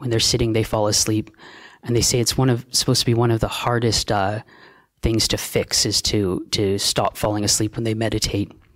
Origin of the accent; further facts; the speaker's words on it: Canada; also born or lived in Australia; now in Thailand; I'm a Canadian monk